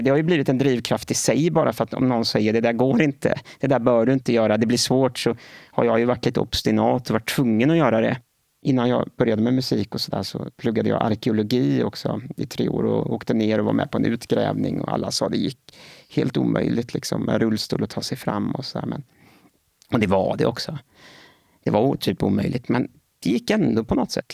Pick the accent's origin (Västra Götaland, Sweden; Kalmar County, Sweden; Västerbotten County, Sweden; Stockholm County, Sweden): Västra Götaland, Sweden; Gothenburg; Jag är född och uppvuxen i Göteborg